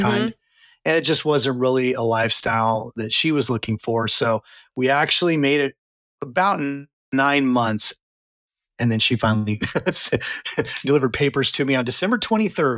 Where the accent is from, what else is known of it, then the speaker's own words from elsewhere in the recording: Santa Clarita, California, United States; moved away as an adult; also born or lived in Redding, California; now in Texas, United States; I'm actually from California. I was born and raised in what's now called Santa Clarita